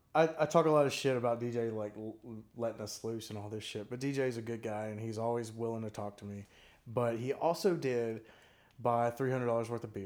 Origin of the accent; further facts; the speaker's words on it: Tennessee, United States; I'm from Tennessee